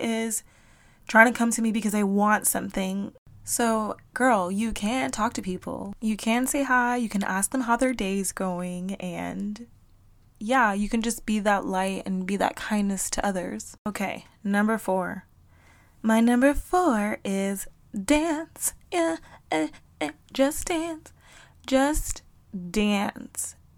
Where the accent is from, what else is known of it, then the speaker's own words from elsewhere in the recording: South Florida, United States; moved away; I am from South Florida and in Miami, you don't talk to people